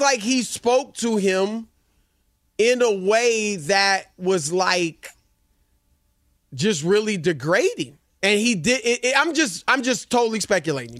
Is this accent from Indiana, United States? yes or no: yes; Indianapolis, Indiana, United States; moved away; as a kid growing up in Indianapolis